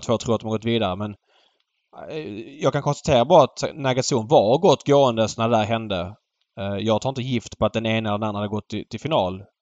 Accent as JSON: {"language": "Swedish", "town": "Malmö", "region": "Skåne", "country": "Sweden", "tie": "born or raised there", "moved": "yes", "said": "för mig som är född och uppvuxen i Malmö"}